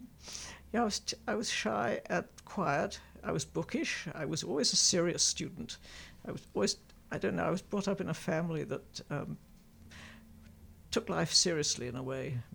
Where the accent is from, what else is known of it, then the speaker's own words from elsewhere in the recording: Eton, South East England, United Kingdom; In England, in the town of Eton, which is near Windsor Castle